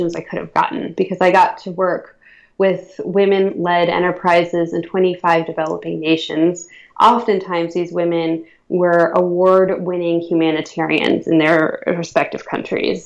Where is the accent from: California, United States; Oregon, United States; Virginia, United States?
Virginia, United States; Northern; growing up in Northern Virginia, which is where I grew up.